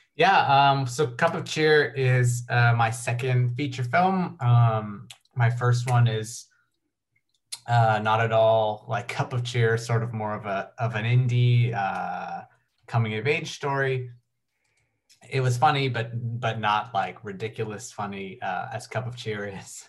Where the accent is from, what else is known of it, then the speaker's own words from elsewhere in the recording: Canada; I'm, I'm from Canada and in the Canadian film industry